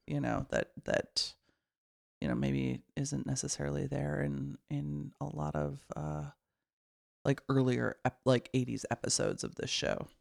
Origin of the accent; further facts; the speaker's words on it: Midwest, United States; I grew up in the Midwest